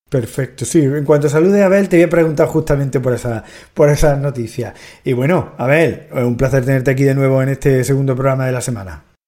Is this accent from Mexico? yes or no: no; Spain; nuestro país